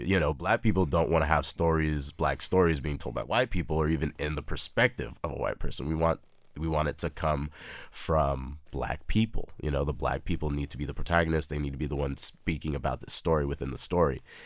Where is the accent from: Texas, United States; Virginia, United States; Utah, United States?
Texas, United States; El Paso; moved away as an adult; also born or lived in Austin, Texas; now in Brooklyn, New York, United States; Born and raised in El Paso, Texas, lived there for eighteen years of my life, and then moved up here to Austin for U T Austin